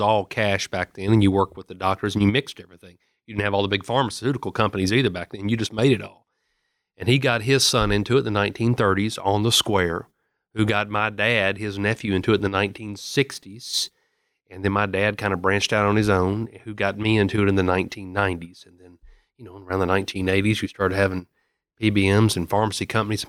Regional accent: Murfreesboro, Tennessee, United States; I'm from Murfreesboro. I've got the fourteenth district, which is Rutherford, Bedford, Marshall, Moore, and Lincoln County. And, you know, I've spent my entire life in Rutherford County

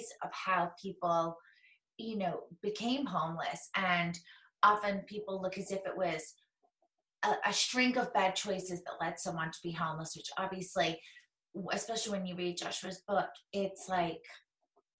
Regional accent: close to Manchester, North West England, United Kingdom; now in New Jersey, United States; I grew up close to Manchester

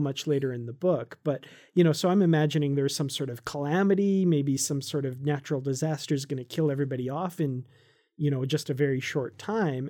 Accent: Canada; I'm Canadian

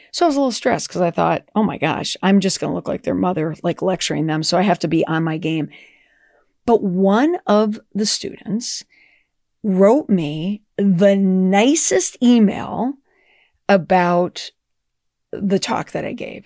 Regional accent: Minnesota, United States; growing up in Minnesota, oh, geez, you know, everyone was so nice to your face

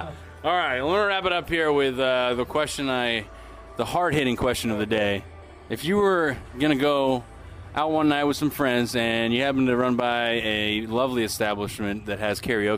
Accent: Portland, Maine, United States; It's only about 3 hours from where I grew up. Also a New Englander here from Portland, Maine.

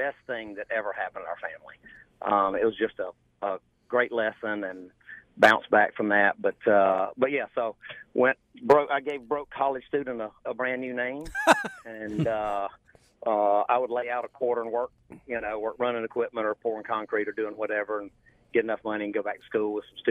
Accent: Carrollton, Georgia, United States; I was born in Carrollton, Georgia, about 50 miles west of Atlanta, and grew up on a farm

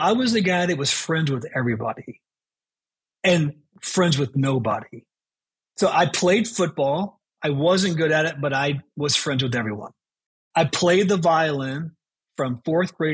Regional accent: Chicago, Illinois, United States; also born or lived in Baton Rouge, Louisiana; We moved from Baton Rouge, Louisiana, when I was 9 years old, to Chicago

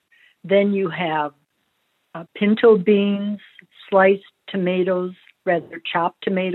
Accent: Midwest, United States; now in Tucson, United States; Being born and raised in the Midwest, where you had your average hot dogs, when I moved to Tucson

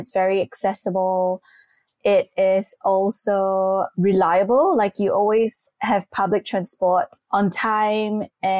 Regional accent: Singapore; Yeah, well, Singapore is a really evolving country. Like, every single time I come back after an extended period of travel, something new has evolved.

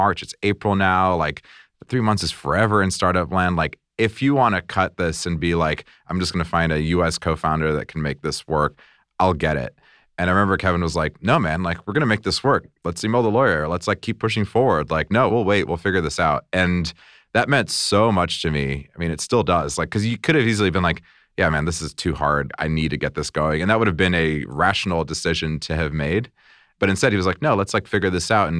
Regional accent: Brazil; now in United States; I come from Brazil. I was on a work visa

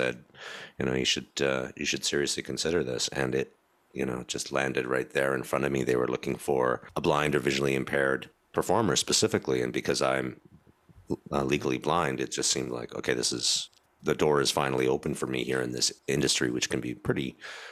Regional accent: Stratford, Ontario, Canada; moved away as an adult; also born or lived in Toronto, Ontario; I came back to my hometown of Stratford

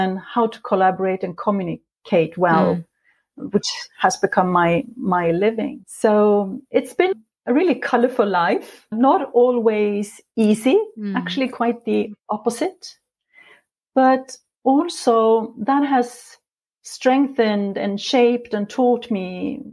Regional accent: Sweden; moved away as an adult; now in Norway; I was born in Sweden many years ago, but for the past 22 years, I've lived in this beautiful country in Norway

